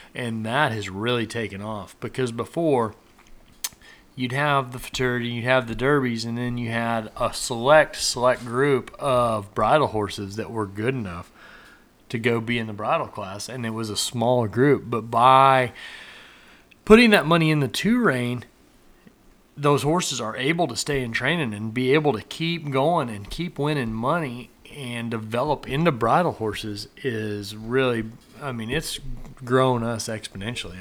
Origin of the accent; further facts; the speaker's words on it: Nebraska, United States; I grew up in Nebraska up there